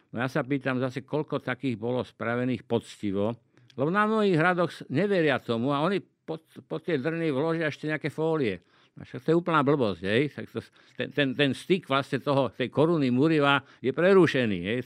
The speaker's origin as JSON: {"language": "Slovak", "town": "Liptovský Mikuláš", "region": "Žilina Region", "country": "Slovakia", "tie": "born or raised there", "moved": "yes", "said": "ja som z Liptovského Mikuláša, a keď sme bývali v takom paneláku"}